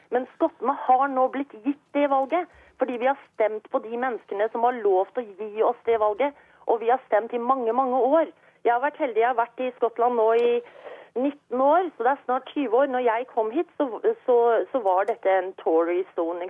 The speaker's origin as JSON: {"language": "Norwegian", "country": "Norway", "tie": "born or raised there", "moved": "yes", "lives_now": "Scotland, United Kingdom", "said": "jeg er jo norsk, og jeg vokste opp i Norge"}